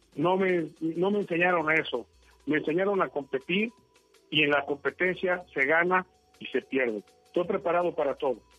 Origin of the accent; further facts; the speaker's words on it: Puebla, Mexico; soy un poblano de arraigo y de origen